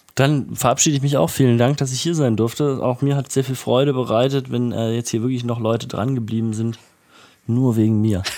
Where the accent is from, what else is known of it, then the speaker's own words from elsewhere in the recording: Erfurt, Thuringia, Germany; now in Leipzig, Germany; Ich bin ja in Erfurt aufgewachsen